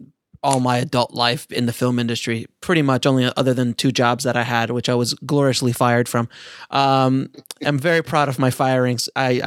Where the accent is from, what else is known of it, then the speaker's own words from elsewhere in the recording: Orlando, Florida, United States; I'm from Orlando. Florida